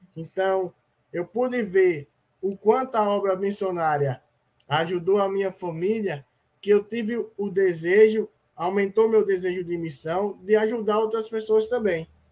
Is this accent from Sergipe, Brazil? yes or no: yes; Aracaju, Sergipe, Brazil; Sou aqui de Aracaju, Sergipe.